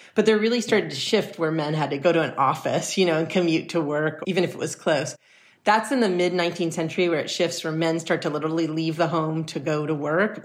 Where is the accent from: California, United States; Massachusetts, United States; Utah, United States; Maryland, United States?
California, United States; Los Angeles; I grew up in Los Angeles in the heart